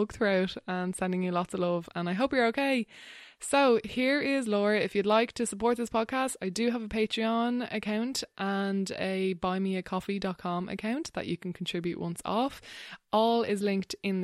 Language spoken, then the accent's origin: English; Wexford, Leinster, Ireland; I grew up in Wexford